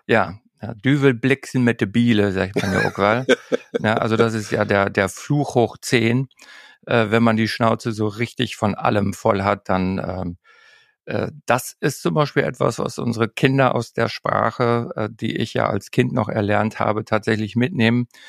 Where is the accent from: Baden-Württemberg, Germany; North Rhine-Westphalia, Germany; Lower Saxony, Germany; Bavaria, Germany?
Lower Saxony, Germany; Emsland; now in Norderney, Germany; ans Emsland, dort wo ich groß geworden bin